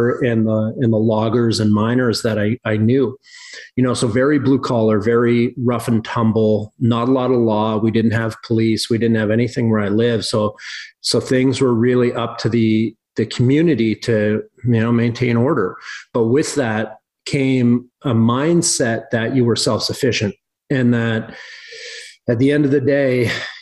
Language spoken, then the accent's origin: English; Southern British Columbia, Canada; also born or lived in Cranbrook, British Columbia / California; now in Kalispell, United States; I grew up in Southern British Columbia, not far from where I am actually now in Northern Montana.